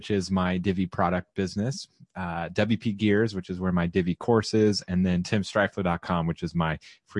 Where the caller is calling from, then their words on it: Round Rock, Texas, United States; I am broadcasting from Central Texas in Round Rock, Texas, which is right outside of Austin.